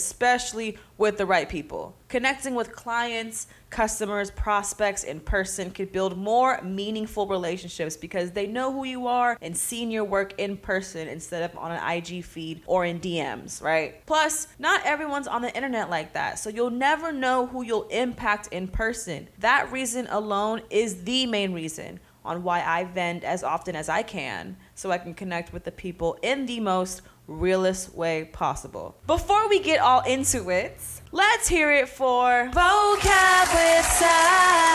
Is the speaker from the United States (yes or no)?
yes; Pittsburg, California, United States; my hometown, Pittsburgh, California